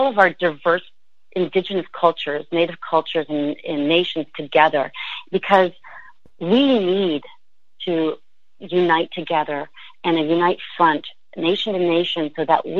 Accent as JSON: {"language": "English", "town": "St. Catharines", "region": "Ontario", "country": "Canada", "tie": "born or raised there", "said": "home is, in the sense of physically home, I was raised in St. Catharines"}